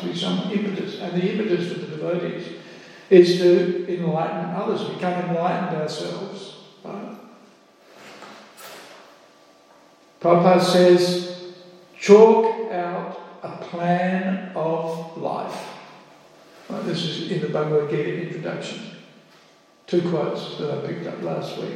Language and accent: English; Australia; In Australia, we think we're free. We're Australian, we're free.